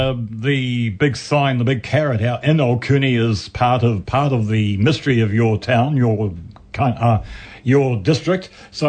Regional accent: Cambridge, Waikato, New Zealand; over my 60 years plus, because I was born in Cambridge and brought up in Cambridge.

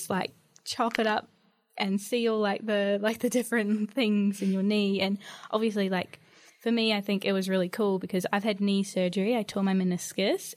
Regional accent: Whangarei, Northland, New Zealand; I'm from Whangarei, which is like North Island, kind of towards the top, I suppose

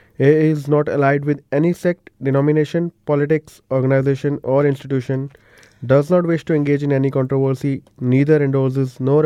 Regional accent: India; moved away as an adult; now in Christchurch, New Zealand; Originally, I'm from India, one of the big cities over there, and came here in Christchurch seven and a half years ago

